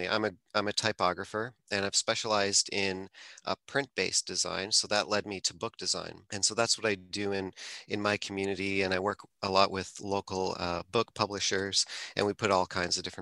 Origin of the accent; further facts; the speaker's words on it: Toronto, Ontario, Canada; I'm from the Toronto area